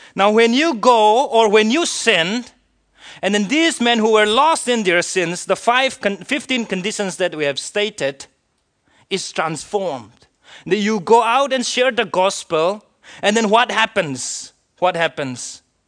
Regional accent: India; I am an Indian citizen

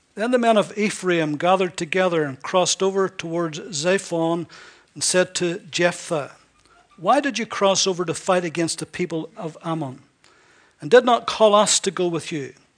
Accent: Ballyclare, Northern Ireland, United Kingdom; I was from Northern Ireland, he knew the very town I was from.

